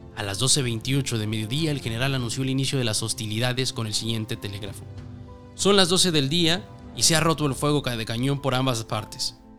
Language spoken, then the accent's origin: Spanish; Mexico; mexicanas y mexicanos como tú y como yo